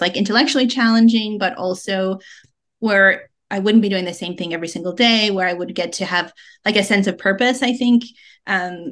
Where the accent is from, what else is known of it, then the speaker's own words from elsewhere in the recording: Colorado, United States; moved away as an adult; now in Las Vegas, United States; I'm originally from Colorado, and that's where I grew up.